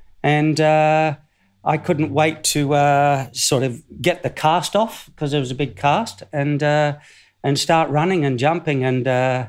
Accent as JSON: {"language": "English", "country": "Australia", "also_born_or_lived": "South Africa / Cardiff", "said": "So even though I was born in South Africa of Australian parents, I'm Australian. So I was only there for 6 years."}